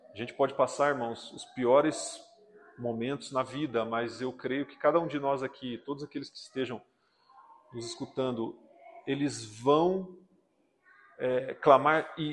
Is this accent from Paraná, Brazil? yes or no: yes; Iretama, Paraná, Brazil; na cidade de Iretama, onde eu nasci